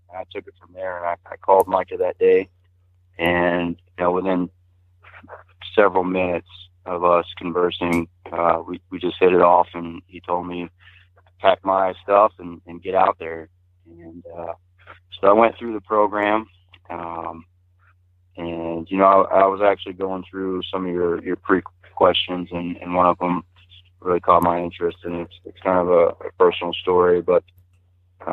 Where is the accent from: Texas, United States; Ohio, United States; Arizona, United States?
Texas, United States; now in Montana, United States; I grew up in a little town about an hour northeast of Beaumont